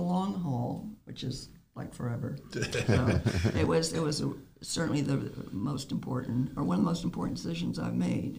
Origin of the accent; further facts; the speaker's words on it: New England, United States; moved away as an adult; also born or lived in Massachusetts / Maine / Cocoa Beach, Florida; now in Wellington, United States; I'm a damn Yankee, if you bear with. I'm from New England. I lived in Massachusetts for many years at a place up in Maine. And as I got older, I realized that I couldn't handle the cold anymore.